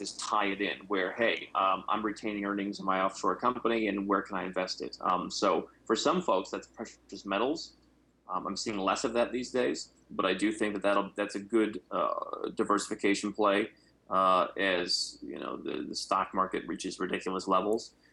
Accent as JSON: {"language": "English", "region": "Ohio", "country": "United States", "also_born_or_lived": "Arizona", "moved": "yes", "said": "I come from Ohio"}